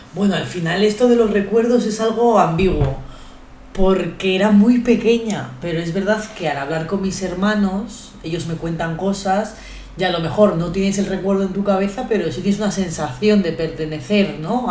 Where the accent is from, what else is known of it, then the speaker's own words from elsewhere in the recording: Guadalajara, Castilla-La Mancha, Spain; accent: Spanish; also born or lived in Ecuador; yo nací en Ecuador, pero mis padres cuando yo tenía tres añitos decidieron mudarse a España y desde entonces vivo en Guadalajara, España, que no México